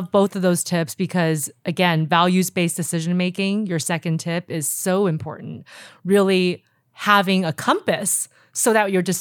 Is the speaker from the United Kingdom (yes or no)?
no; Taiwan; I came from Taiwan. I mean, psychologists weren't really a big